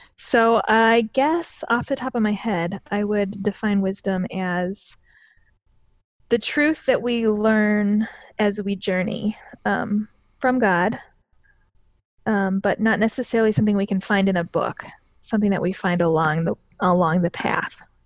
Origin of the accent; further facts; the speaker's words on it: northern Wisconsin and Minnesota, United States; now in Illinois, United States; I actually grew up in, um, northern Wisconsin and Minnesota